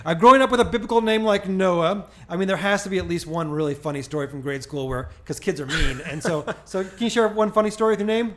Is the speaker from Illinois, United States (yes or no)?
yes; Springfield, Illinois, United States; I grew up in Springfield, Illinois